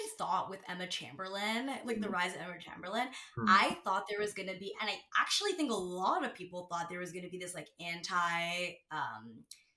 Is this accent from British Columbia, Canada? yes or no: no; Ontario, Canada; I'm Canadian